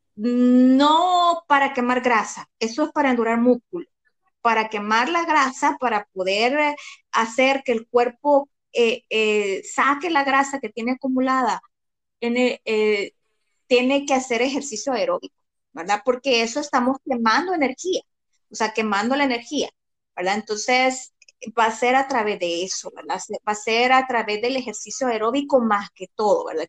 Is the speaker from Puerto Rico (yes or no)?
no; El Salvador; Como salvadoreños comemos muy mal.